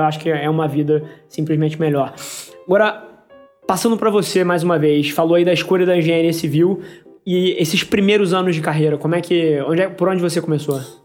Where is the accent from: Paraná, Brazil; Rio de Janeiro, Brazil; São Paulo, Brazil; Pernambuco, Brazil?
Rio de Janeiro, Brazil; também sou carioca igual a você, nascido e criado aqui.